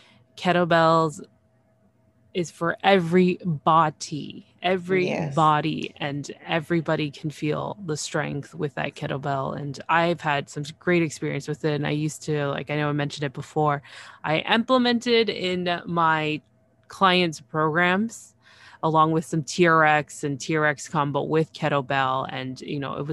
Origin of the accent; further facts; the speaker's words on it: Toronto, Ontario, Canada; I'm from Toronto